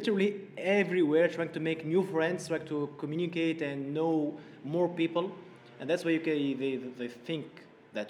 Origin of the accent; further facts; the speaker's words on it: Tunis, Tunis Governorate, Tunisia; English is a second language; I'm from Tunis